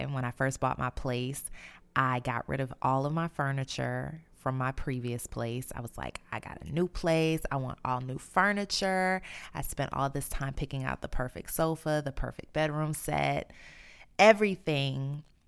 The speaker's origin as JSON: {"language": "English", "town": "New Orleans", "region": "Louisiana", "country": "United States", "tie": "born or raised there", "moved": "yes", "said": "I'm in the process of moving back to my hometown, New Orleans."}